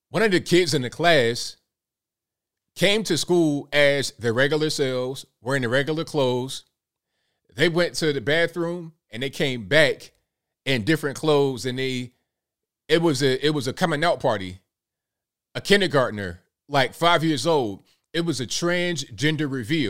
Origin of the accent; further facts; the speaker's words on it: Virginia Beach, Virginia, United States; I'm from Virginia, like Virginia Beach, Norfolk area